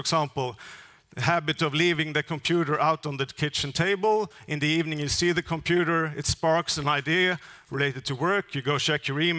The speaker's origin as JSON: {"language": "English", "region": "northern Skåne", "country": "Sweden", "tie": "born or raised there", "said": "my hometown in northern part of Skåne"}